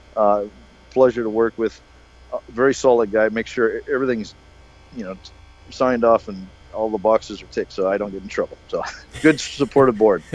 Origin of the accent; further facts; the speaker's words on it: United States; I'm American